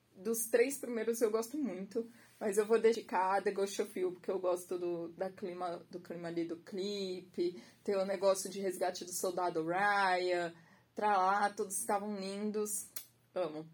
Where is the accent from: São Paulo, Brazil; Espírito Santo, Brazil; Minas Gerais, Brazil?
São Paulo, Brazil; Santos; also born or lived in Guarujá; nasci, sou, né, naturalizada em Santos, Baixada Santista.